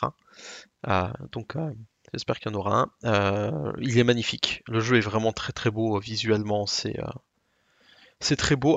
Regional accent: Alsace, Grand Est, France; accent: Alsatian; mon accent alsacien

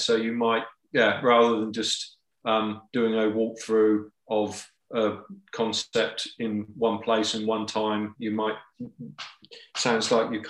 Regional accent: England, United Kingdom; I'm English.

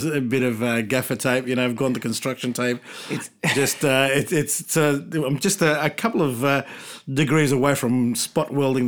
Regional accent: Chile; moved away; I'm from South America

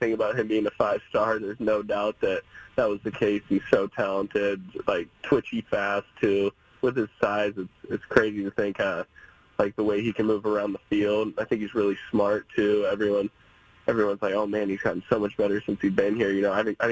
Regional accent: Oregon, United States; moved away as an adult; being a kid growing up here and seeing the evolution

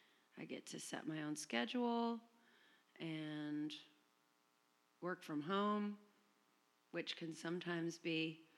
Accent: Chapel Hill, North Carolina, United States; now in San Francisco, United States; I came from Chapel Hill, North Carolina.

